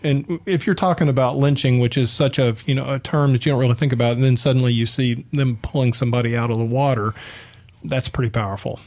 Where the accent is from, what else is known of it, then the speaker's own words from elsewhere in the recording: Atlanta, Georgia, United States; moved away as an adult; now in Mississippi, United States; I grew up in Atlanta. I came here